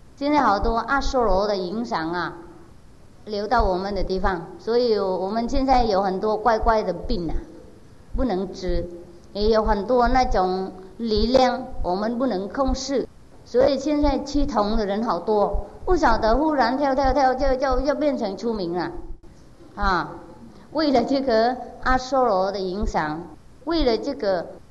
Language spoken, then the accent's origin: Chinese; Vietnam; 我不会感觉到我是越南人